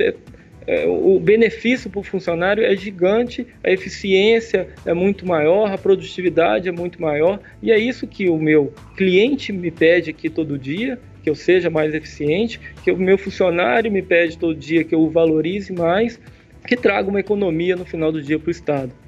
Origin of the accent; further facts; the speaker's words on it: Brasília, Federal District, Brazil; moved away as an adult; now in Belo Horizonte, Brazil; Sou daqui de Belo Horizonte, minha família toda é de Belo Horizonte, meus pais são daqui também. Morei minha infância em Brasília